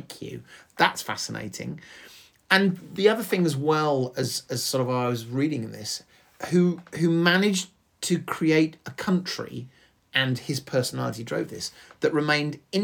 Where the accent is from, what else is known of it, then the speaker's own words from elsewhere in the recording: England, United Kingdom; we are English